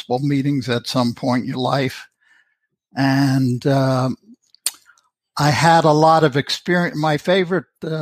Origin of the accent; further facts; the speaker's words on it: Elizabeth, New Jersey, United States; moved away; also born or lived in Union, New Jersey / Springfield, New Jersey; I was born and raised in Elizabeth and lived in Union and left New Jersey from Springfield